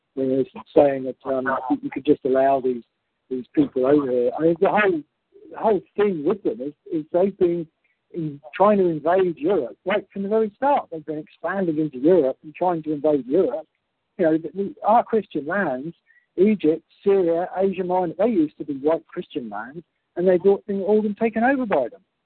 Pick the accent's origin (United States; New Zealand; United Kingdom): United Kingdom; our collective unity as British people